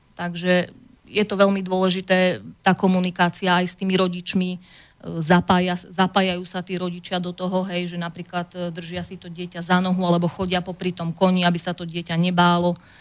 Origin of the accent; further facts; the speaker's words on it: Orovnica, Banská Bystrica Region, Slovakia; moved away as an adult; also born or lived in England; som rodačka z Orovnice